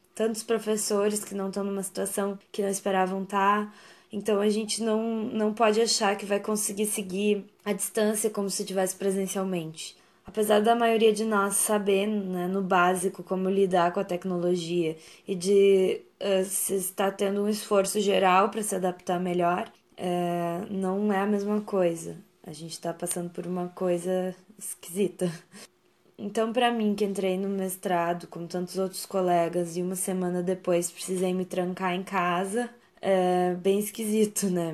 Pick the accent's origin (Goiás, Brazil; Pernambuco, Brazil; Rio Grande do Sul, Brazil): Rio Grande do Sul, Brazil; São Lourenço do Sul; moved away as an adult; also born or lived in Pelotas; now in Porto Alegre, Brazil; eu nasci em São Lourenço do Sul, uma cidade próxima de Pelotas